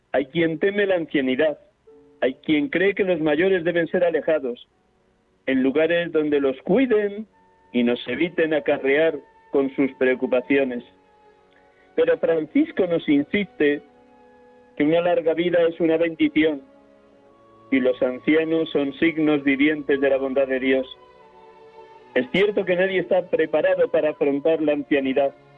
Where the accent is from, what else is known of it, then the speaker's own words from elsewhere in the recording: Riaza, Castile and León, Spain; now in Madrid, Spain; Hoy les hablo desde Riaza, Segovia, mi pueblo natal